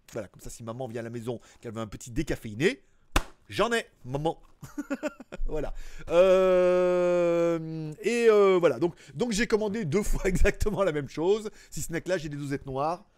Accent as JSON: {"language": "French", "country": "France", "also_born_or_lived": "Shenzhen", "moved": "as an adult", "lives_now": "Asia", "said": "à la base je suis français"}